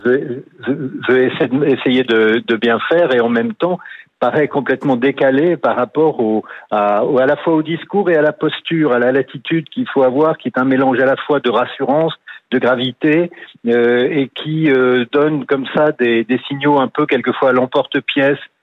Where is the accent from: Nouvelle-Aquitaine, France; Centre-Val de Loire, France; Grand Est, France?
Nouvelle-Aquitaine, France; je suis du Sud-Ouest